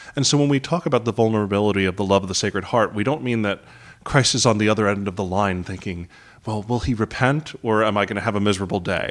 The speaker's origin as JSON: {"language": "English", "town": "New York City", "region": "New York", "country": "United States", "tie": "born or raised there", "also_born_or_lived": "Manhattan", "said": "I grew up in Queens"}